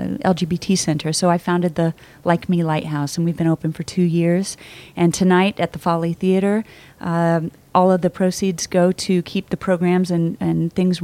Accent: Kansas City, Kansas, United States; moved away as an adult; also born or lived in Nashville; now in New York City, United States; I was born in Kansas City, Missouri. Uh-huh. And raised just across the line in Kansas.

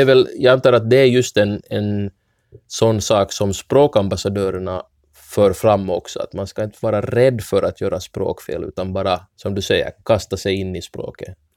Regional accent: Ostrobothnia, Finland; first language Swedish; Som enspråkigt svensk österbottning som har lärt mig finska ganska sent i livet

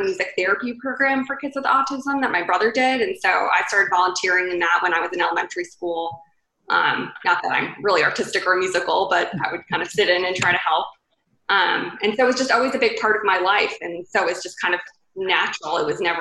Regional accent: Raleigh, North Carolina, United States; moved away as an adult; also born or lived in Atlanta, Georgia; now in Charleston, United States; I am from Raleigh, North Carolina.

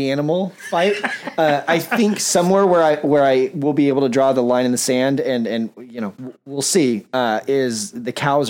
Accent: Southern California, United States; moved away as an adult; now in Missouri, United States; I'm born and bred in Southern California. Those are my roots.

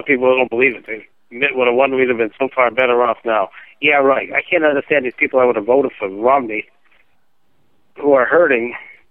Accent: Canada; I'm Canadian.

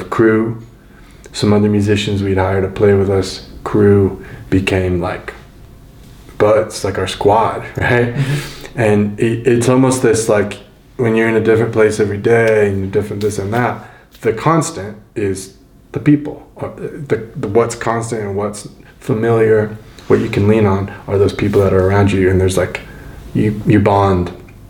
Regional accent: Denver, Colorado, United States; because it's my hometown. I've grown up here

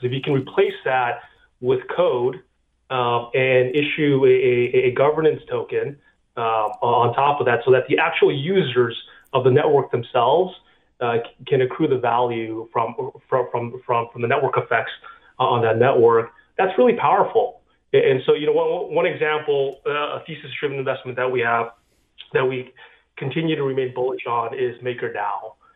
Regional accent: California, United States; I grew up in California and uh, I went to Cal as an undergrad

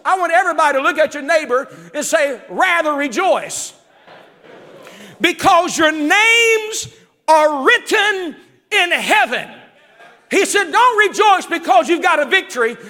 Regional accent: West Virginia, United States; now in Zanesville, United States; growing up in West Virginia

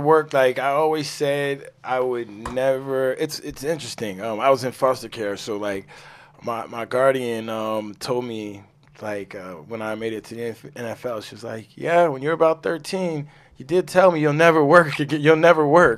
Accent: New York, United States; I'm a New Yorker

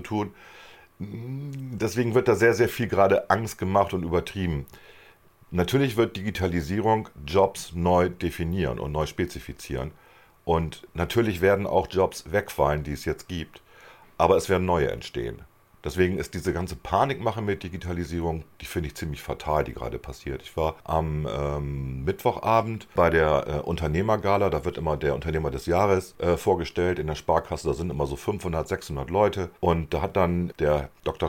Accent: Germany; wir als Deutsche

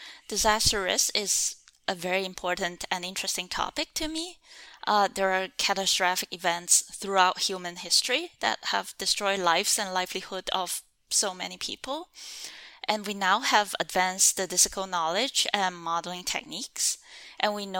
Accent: China; moved away as an adult; also born or lived in Hong Kong / San Diego, United States; growing up in China

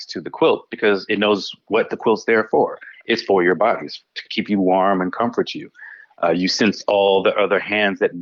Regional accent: Los Angeles, California, United States; moved away as an adult; also born or lived in Japan; growing up in Los Angeles

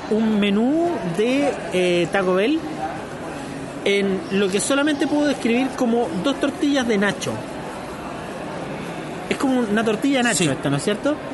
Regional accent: Santiago, Santiago Metropolitan Region, Chile; Soy un santiaguino más.

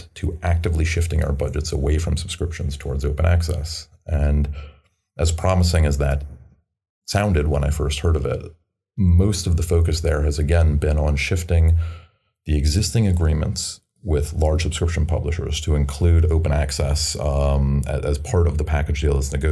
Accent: United States; I'm American

